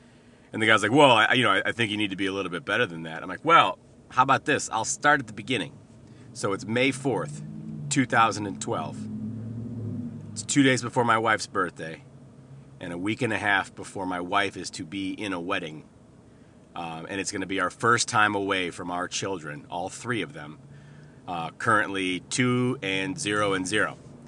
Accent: Canada; which means out and about, but I'm from Canada on the podcast.

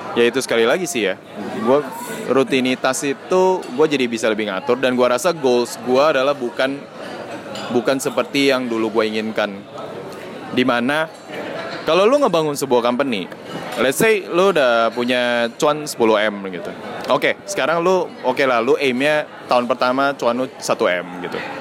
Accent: Medan, North Sumatra, Indonesia; gue orang Cina Medan

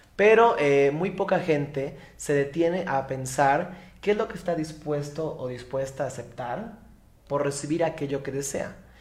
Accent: Mérida, Yucatán, Mexico; accent: Yucatecan; originario de Mérida, Yucatán, por eso se escuchan el acento como raro, no soy de otro país, soy yucateco

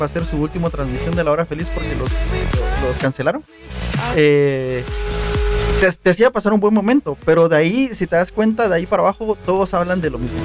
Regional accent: Guatemala; En Guatemala

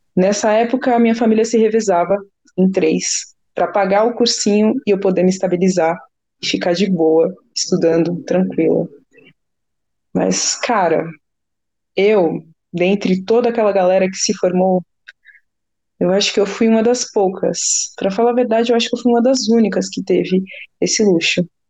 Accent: São Paulo, Brazil; also born or lived in Campo Limpo, São Paulo; Eu sou da região do Paraisópolis, zona sul de São Paulo. Me cresci e nasci por lá

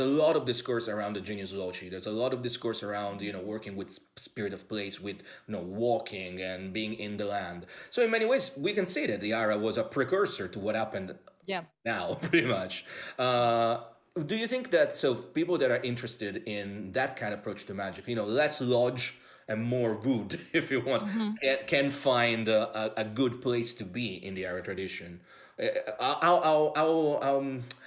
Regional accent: Rome, Lazio, Italy; As an Italian, growing up in Italy

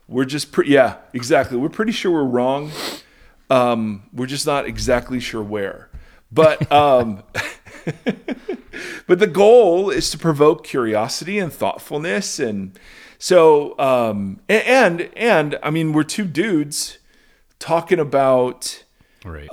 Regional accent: Ohio, United States; moved away; also born or lived in California; growing up in Ohio, we had authentic Mexican food called chichis

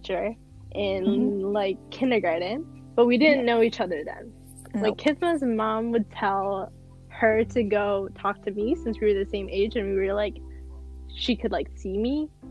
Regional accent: Southfield, Michigan, United States; I was born in Southfield, Michigan on December 12, 2001.

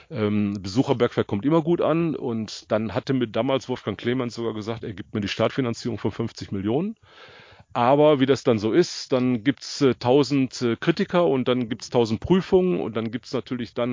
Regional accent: Buer, North Rhine-Westphalia, Germany; born there; Ich äh, bin gebürtig in Bur. Ich war in vierter Generation auf der Zeche Hugo, wo ich mächtig stolz drauf bin.

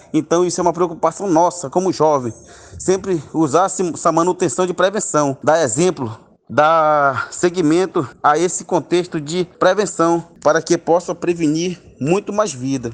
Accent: Alvarães, Amazonas, Brazil; sou da Prelazia de Tefé, do Médio Solimões, da paróquia São Joaquim, da cidade de Alvarães

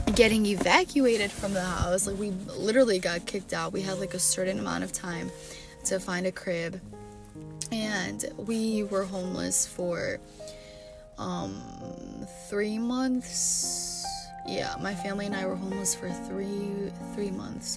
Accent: Chicago, Illinois, United States; growing up in Chicago

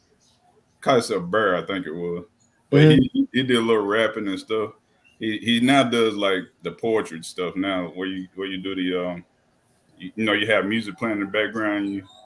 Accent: Bolivar, Tennessee, United States; I'm originally from Bolivar, Tennessee, here in Hardeman County, which is an hour outside of Memphis.

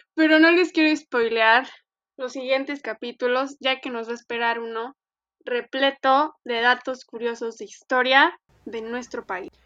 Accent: Monclova, Coahuila, Mexico; una servidora desde Monclova, Coahuila, arriba del norte

